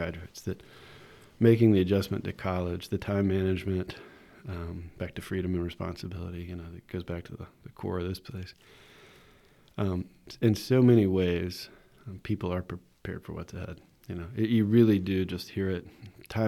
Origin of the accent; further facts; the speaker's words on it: Winston-Salem, North Carolina, United States; also born or lived in Virginia; I'm from Winston-Salem, I'm kind of getting back to the area